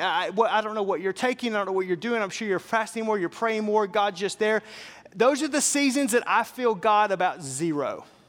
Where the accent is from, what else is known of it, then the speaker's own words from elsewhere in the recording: Fort Smith, Arkansas, United States; I grew up in Arkansas, so I grew up in a town called Fort Smith.